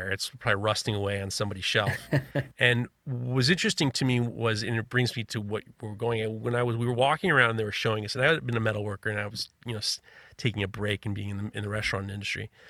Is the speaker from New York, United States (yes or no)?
yes; New York City, New York, United States; I'm growing up in New York City.